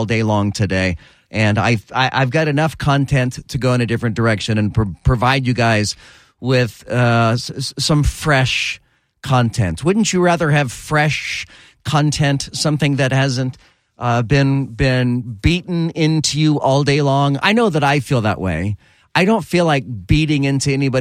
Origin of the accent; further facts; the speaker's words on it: Lodi, California, United States; the state where I was born in California, Lodi